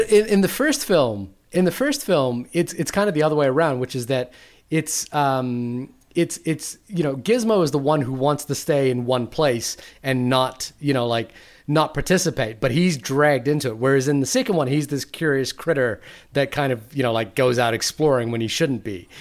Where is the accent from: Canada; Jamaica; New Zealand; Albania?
New Zealand; I'm from New Zealand.